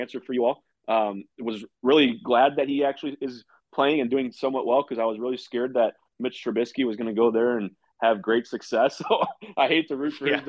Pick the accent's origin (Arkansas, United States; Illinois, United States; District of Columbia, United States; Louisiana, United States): Illinois, United States; Chicago; Being from the Chicago area